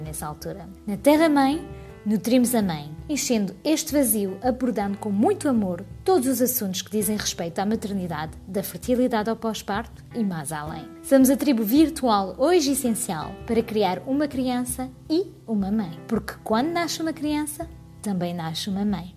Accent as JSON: {"language": "Portuguese", "country": "France", "tie": "born or raised there", "also_born_or_lived": "United States / England", "moved": "as an adult", "lives_now": "Portugal", "said": "Nasci e cresci na França, de um pai francês e uma mãe portuguesa"}